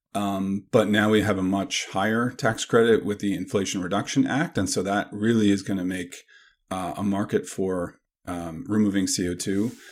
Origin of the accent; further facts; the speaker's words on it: Canada; now in Madison, United States; I grew up in Canada